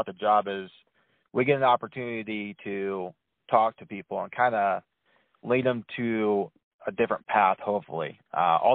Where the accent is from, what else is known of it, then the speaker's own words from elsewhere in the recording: Wayland, Iowa, United States; also born or lived in Waterloo; I was not born and raised here. Originally, I'm from Waterloo, but we moved down here when I was young, so I definitely claim Wayland as my hometown